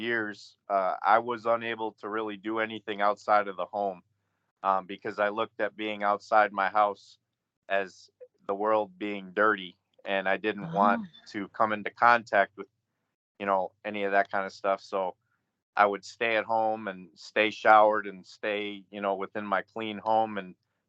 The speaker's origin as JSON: {"language": "English", "town": "Grand Rapids", "region": "Michigan", "country": "United States", "tie": "born or raised there", "said": "my background is basically growing up in Michigan. Grand Rapids, Michigan"}